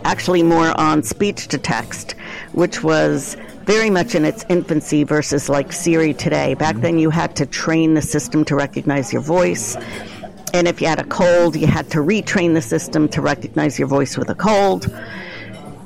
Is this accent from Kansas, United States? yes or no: no; New Jersey, United States; also born or lived in New York; now in Cleveland, United States; So I'm originally from New Jersey, a commuting suburb of Manhattan. So I grew up on the ocean in New Jersey.